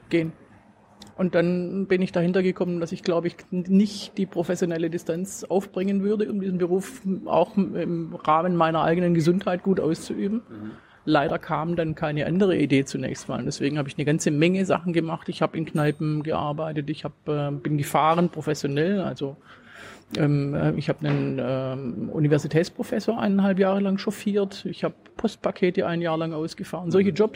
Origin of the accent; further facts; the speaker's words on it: Swabia, Black Forest, Baden-Württemberg, Germany; accent: Swabian; Aus äh, Schwaben, das kann man hören, aus dem Schwarzwald.